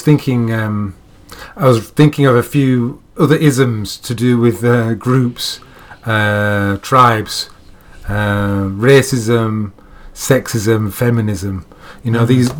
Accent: Yorkshire and the Humber, United Kingdom; I'm living my life as a Yorkshireman in 2017, living in England.

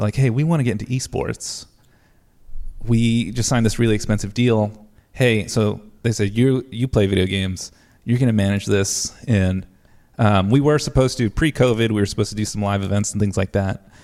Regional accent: New Jersey, United States; moved away as an adult; also born or lived in Ohio; now in Texas, United States; I'm originally from New Jersey.

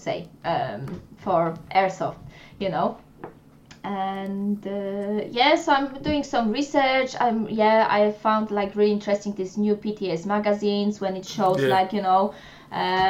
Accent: Poland; English is a second language; moved away as an adult; now in United Kingdom; they knew I'm from Poland

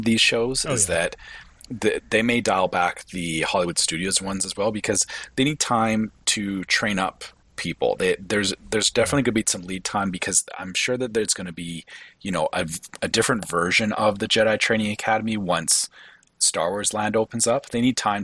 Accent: Canada; as a Canadian

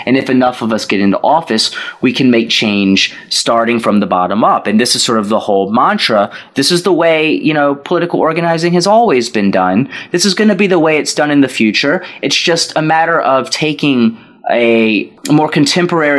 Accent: Virginia, United States; moved away as an adult; also born or lived in Philadelphia / South Korea; I was born here in Virginia and raised by a single mother, went through the public school system

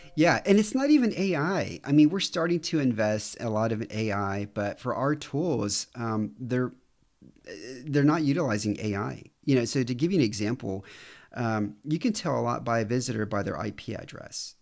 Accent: Houston, Texas, United States; moved away as an adult; also born or lived in New York City; now in Romania; I'm from Houston

